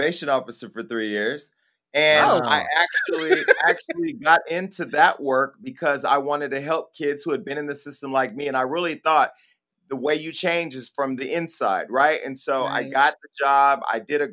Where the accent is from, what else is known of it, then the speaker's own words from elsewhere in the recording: Stockton, California, United States; Donte and I are both from a city called Stockton, California